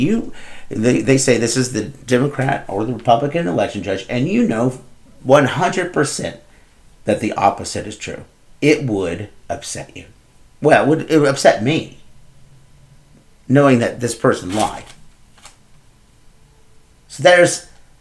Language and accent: English; Moultrie County, Illinois, United States; my hometown, Moultrie County